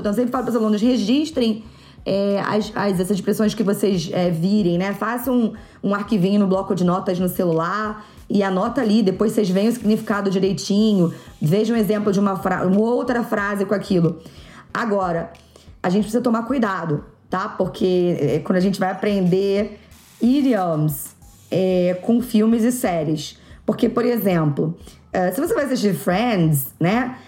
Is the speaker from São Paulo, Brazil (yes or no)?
no; Rio de Janeiro, Brazil; eu que sou do Rio